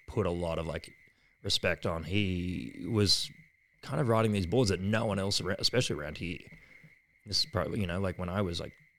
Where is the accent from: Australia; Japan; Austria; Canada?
Australia; We're Australian, we'll cuss.